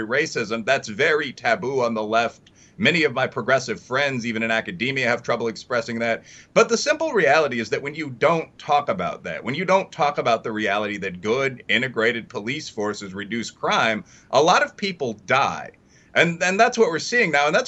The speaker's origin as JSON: {"language": "English", "town": "Chicago", "region": "Illinois", "country": "United States", "tie": "born or raised there", "said": "my hometown of Chicago"}